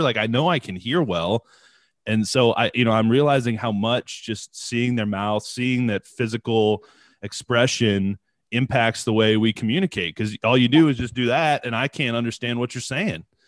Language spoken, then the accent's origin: English; United States; coming from the states and being in the states your whole life